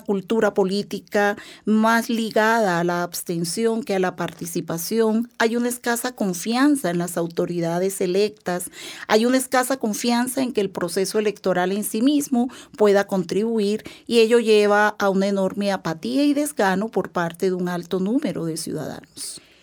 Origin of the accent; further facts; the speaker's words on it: Colombia; nosotros como colombianos